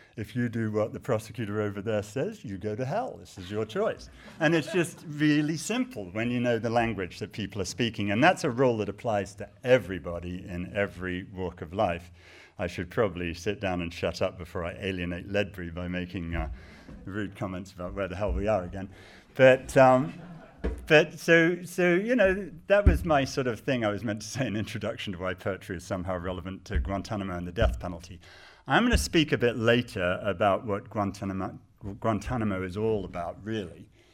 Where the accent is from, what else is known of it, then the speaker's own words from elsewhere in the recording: United States; I am American